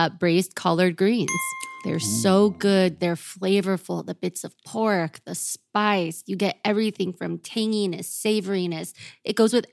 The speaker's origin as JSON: {"language": "English", "region": "the South", "country": "United States", "tie": "born or raised there", "also_born_or_lived": "East Coast", "moved": "yes", "lives_now": "Los Angeles, United States", "said": "I grew up in the South"}